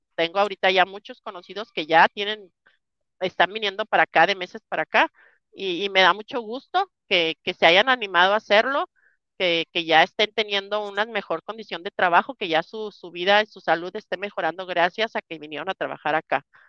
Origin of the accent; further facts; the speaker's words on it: Mexico; moved away as an adult; now in United States; la experiencia adquirida en, las carreteras mexicanas me hace sentir muy feliz, me hace sentirme orgullosa de mi, tierra